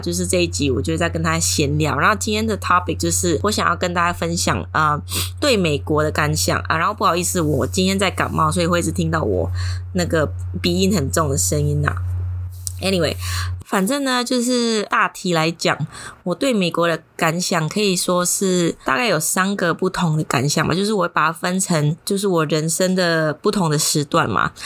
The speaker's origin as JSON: {"language": "Chinese", "country": "Indonesia", "also_born_or_lived": "San Francisco, United States", "moved": "as an adult", "said": "有一个教会，刚好是印尼人教会，然后我就把自己印妖进去啊"}